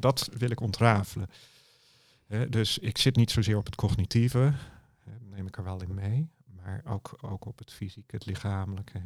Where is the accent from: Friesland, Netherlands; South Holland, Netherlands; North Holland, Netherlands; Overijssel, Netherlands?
South Holland, Netherlands; Dordrecht; ik kom uit Dordrecht en mijn kantoor zit in Papendrecht, net over de rivier.